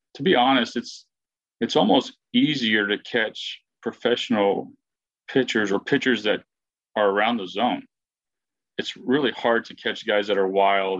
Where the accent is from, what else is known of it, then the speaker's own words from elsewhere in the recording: El Paso, Texas, United States; growing up in El Paso